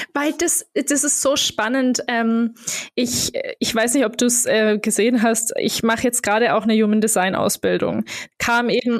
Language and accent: German; Germany; moved away as an adult; also born or lived in Berlin, Germany / Portugal; wieder so in meine Heimat zu kommen